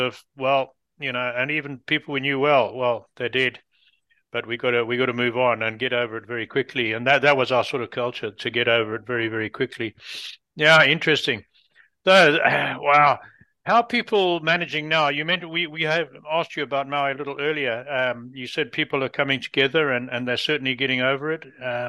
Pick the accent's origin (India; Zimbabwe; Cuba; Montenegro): Zimbabwe; now in North America; I grew up, you could hear from my accent, I'm not a native North American. I grew up in Africa and lived through a terrorist war in Rhodesia